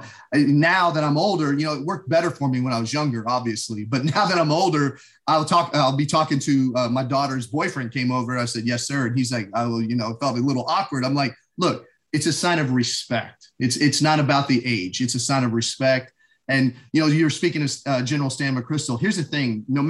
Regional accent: Shreveport, Louisiana, United States; born there; I was born in Shreveport, Louisiana, at Barksdale Air Force Base.

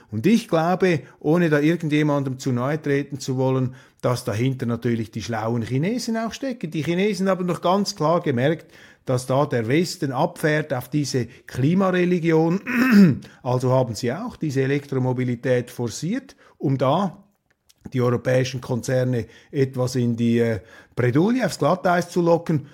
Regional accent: Switzerland; als Schweizer

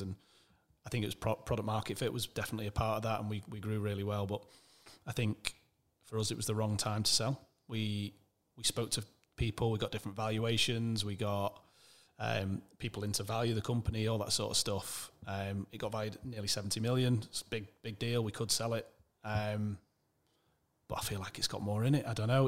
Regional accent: Manchester, North West England, United Kingdom; also born or lived in Wirral / Alderley Edge; I'm from Manchester originally.

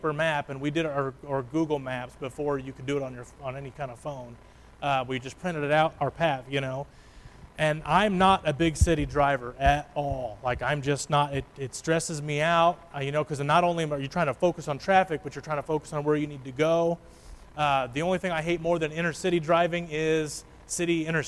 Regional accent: Illinois, United States; We are not from around here. We are from Illinois, small town.

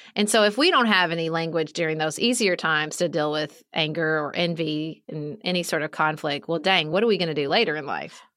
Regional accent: Kentucky, United States; born or raised there; moved away as an adult

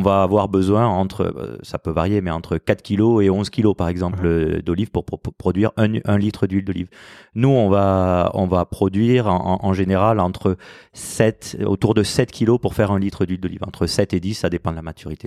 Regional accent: France; also born or lived in Toulouse; on a nos, racines là-bas, même si on a grandi en France

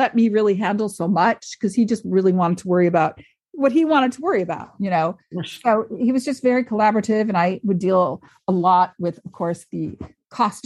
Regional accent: Lansing, Michigan, United States; moved away; also born or lived in Cannes, France; I'm a kid from Lansing, Michigan

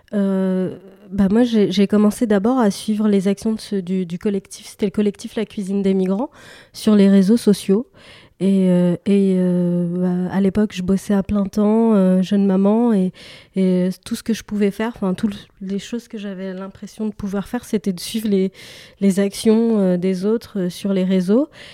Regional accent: Paris, Île-de-France, France; j'ai grandi à Paris une partie de, mon enfance, et puis à l'adolescence, j'ai déménagé en banlieue.

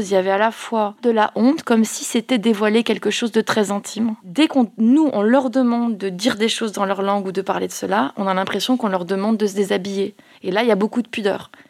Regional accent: Mayotte; born there; je suis née à Mayotte.

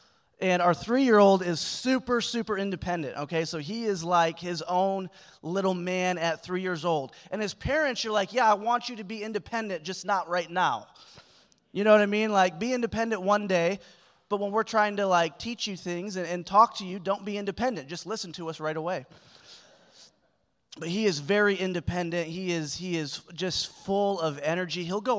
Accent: Springfield, Missouri, United States; I'm from Springfield, Missouri, and it's just way different.

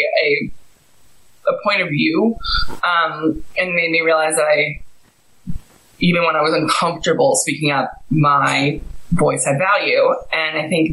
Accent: Greenwich, Connecticut, United States; also born or lived in Santa Fe, New Mexico; now in Los Angeles, United States; I grew up in Greenwich, Connecticut

